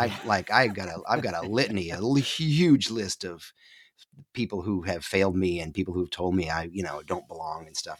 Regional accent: upstate New York, United States; moved away as an adult; I grew up in upstate New York, the co-, nor-, northeast corner of New York State, hemmed in by Burlington, Vermont, and Montreal

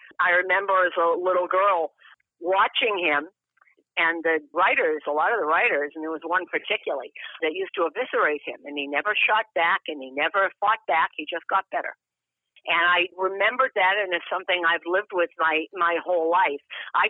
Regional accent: Boston, Massachusetts, United States; moved away as an adult; And I'm a little older than you. So I grew up in Boston.

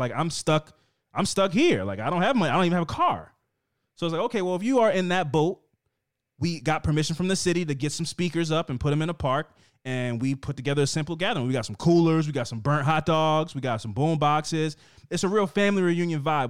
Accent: Baltimore, Maryland, United States; we're from Baltimore

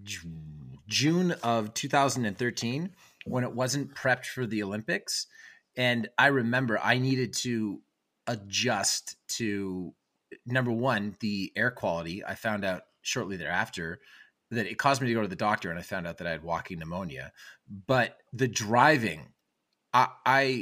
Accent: Canada; as a Canadian

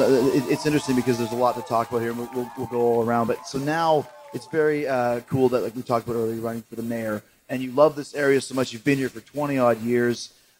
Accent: Canada; You can tell I'm from Canada.

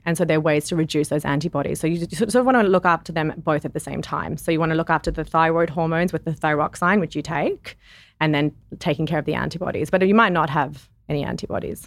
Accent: South Africa; moved away; I grew up in South Africa

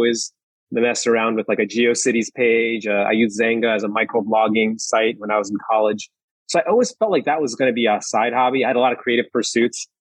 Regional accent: New York, United States; I'm from New York originally. My parents are from Taiwan.

